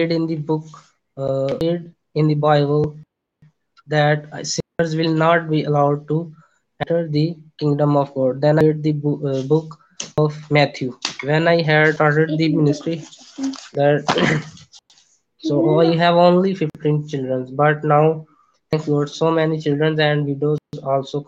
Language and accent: English; Punjab, Pakistan; I'm from Punjab, Pakistan.